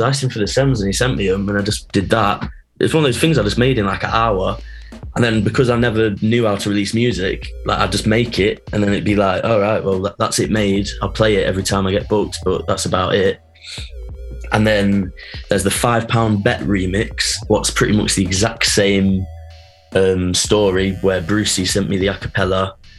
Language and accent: English; Nottingham, East Midlands, United Kingdom; I'm from Nottingham